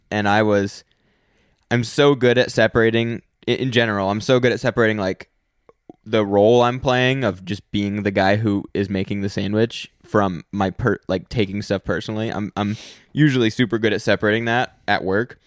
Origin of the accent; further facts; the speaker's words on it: United States; I'm American